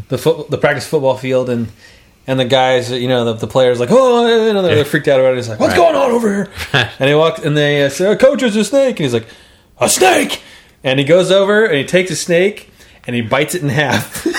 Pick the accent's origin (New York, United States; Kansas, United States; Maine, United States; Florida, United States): Kansas, United States; Baldwin City; Small hometown, in Baldwin City, Kansas, there was a legendary football coach for Baldwin High.